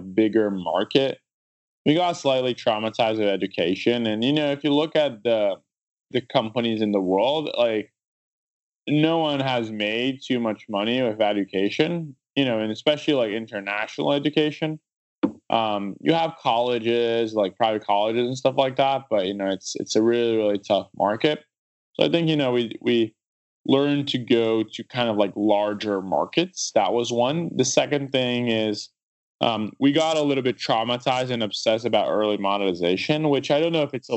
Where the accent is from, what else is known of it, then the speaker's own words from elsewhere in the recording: São Paulo, Brazil; English is a second language; now in United States; we're both from Sao Paulo